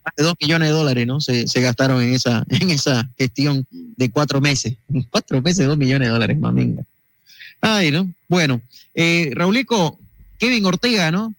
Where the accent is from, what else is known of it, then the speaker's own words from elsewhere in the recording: Bolivia; a nosotros como bolivianos también nos llena de orgullo